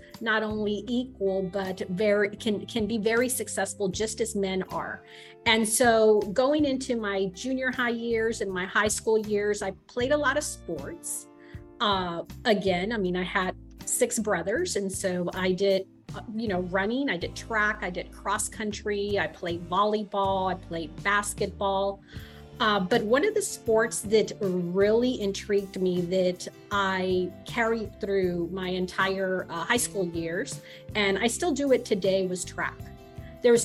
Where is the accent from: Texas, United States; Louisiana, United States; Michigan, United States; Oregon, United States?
Texas, United States; Mission; also born or lived in McAllen, Texas; I was born in McAllen, raised in Mission, come from a large family